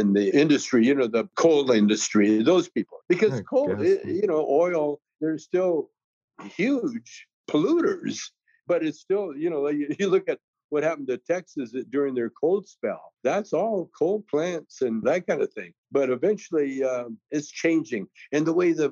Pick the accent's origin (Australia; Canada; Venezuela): Canada; now I'm from Canada